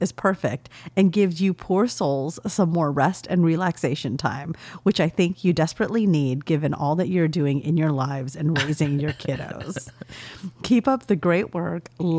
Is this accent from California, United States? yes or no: yes; La Mirada, California, United States; born there; I also learned that Leia lived in the town where I was born, La Mirada.